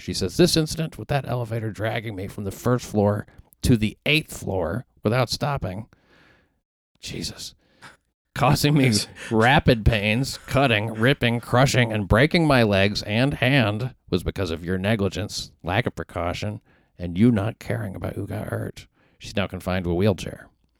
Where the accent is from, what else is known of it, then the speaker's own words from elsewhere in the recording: New York, United States; you know this as a New Yorker